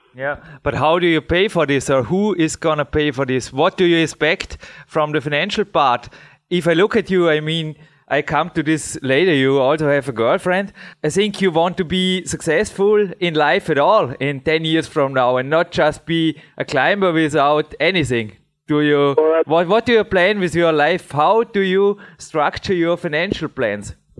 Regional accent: Dornbirn, Vorarlberg, Austria; English is a second language; here in my hometown in Dornbirn

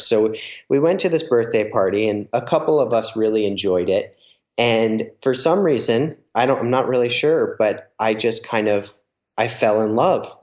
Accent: New Jersey, United States; I grew up in New Jersey, which um, is on the East Coast

